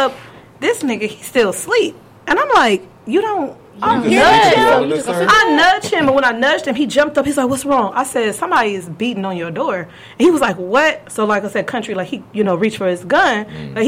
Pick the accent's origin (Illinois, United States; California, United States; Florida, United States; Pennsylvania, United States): California, United States; I'm from California